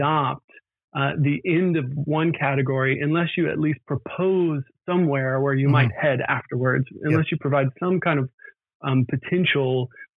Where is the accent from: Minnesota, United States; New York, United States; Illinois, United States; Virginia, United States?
Virginia, United States; moved away as an adult; also born or lived in Scotland / Cambridge / Oxford; I grew up in Virginia, and then went to the University of Virginia for my undergraduate degree